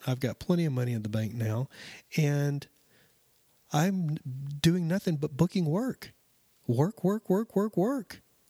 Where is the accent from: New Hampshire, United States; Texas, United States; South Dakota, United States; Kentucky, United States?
Texas, United States; Lubbock; I actually grew up in West Texas. I don't know if some of you know West Texas, Lubbock. I grew up outside of Lubbock and Amarillo, Lubbock, all through that area.